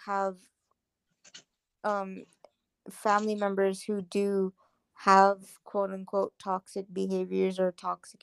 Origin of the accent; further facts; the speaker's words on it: Guam; growing up in Chamorro culture